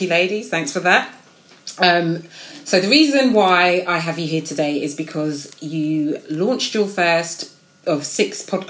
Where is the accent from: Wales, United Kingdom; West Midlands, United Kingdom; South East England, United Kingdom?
South East England, United Kingdom; Slough; born or raised there